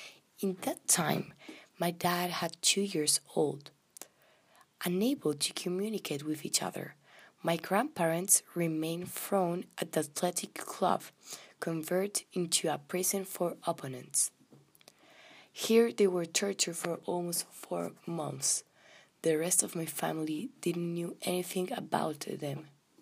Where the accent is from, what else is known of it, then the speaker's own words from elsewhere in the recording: Argentina; I was born in Argentina and I have 22 years old.